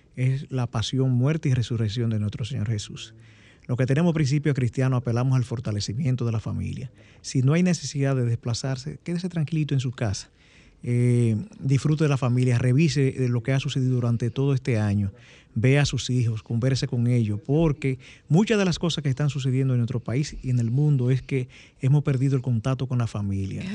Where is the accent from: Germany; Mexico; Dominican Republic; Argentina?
Dominican Republic; nosotros eh, como dominicanos